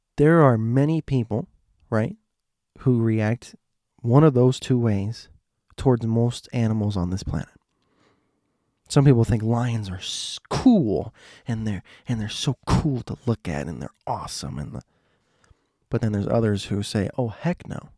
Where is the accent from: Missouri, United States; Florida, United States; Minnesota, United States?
Florida, United States; Miami; I'm from Miami